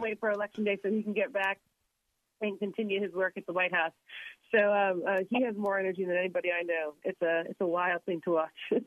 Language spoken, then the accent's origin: English; Florida, United States; my home state